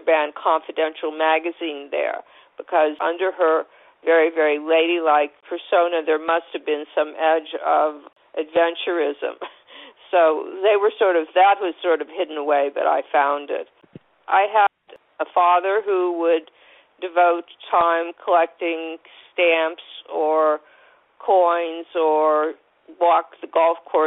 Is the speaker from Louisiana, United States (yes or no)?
no; Warren, Ohio, United States; also born or lived in New York; now in California, United States; I was born in Warren, Ohio, which is not far from Cleveland